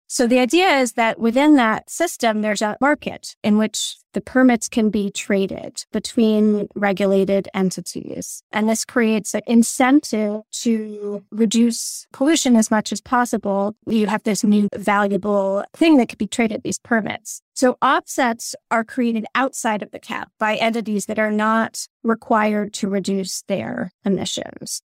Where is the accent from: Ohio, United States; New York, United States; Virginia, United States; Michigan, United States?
New York, United States; New York City; also born or lived in Colorado / Vermont; now in Hanover, United States; I actually grew up in New York City. I was born in Colorado, but we relocated to New York City